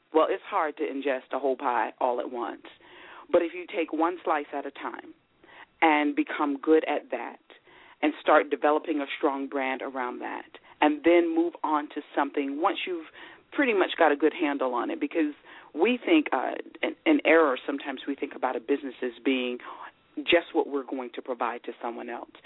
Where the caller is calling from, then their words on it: Philadelphia, Pennsylvania, United States; I'm calling from Philadelphia, Pennsylvania